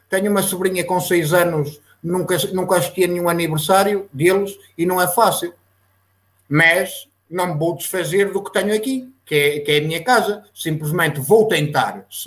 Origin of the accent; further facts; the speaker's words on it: Lobrigos, Vila Real District, Portugal; defendo sempre. Sou de Lobrigos, Santa Marta de Penaguião.